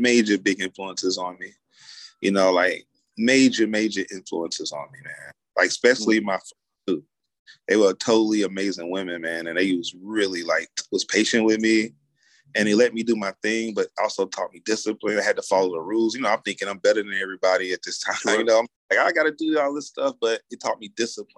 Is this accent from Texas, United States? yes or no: no; Asheville, North Carolina, United States; born or raised there; now in Atlanta, United States